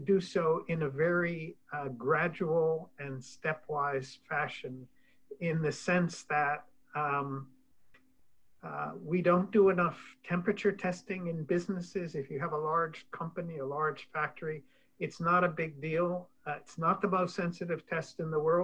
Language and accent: English; Kansas, United States; moved away; I grew up in Kansas